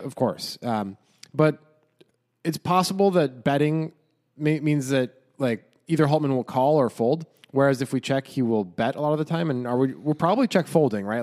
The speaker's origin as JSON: {"language": "English", "country": "United States", "said": "we're American."}